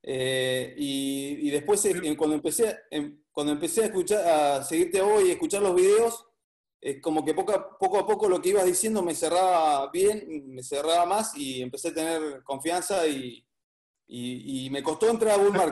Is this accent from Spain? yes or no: no; Comodoro Rivadavia, Chubut, Argentina; De Comodoro Rivadavia.